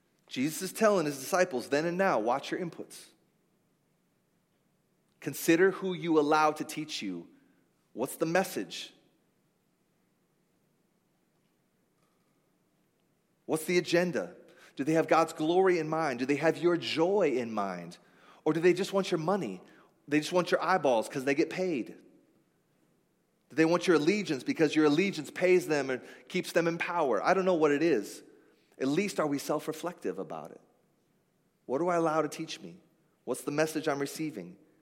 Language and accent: English; United States; I'm an American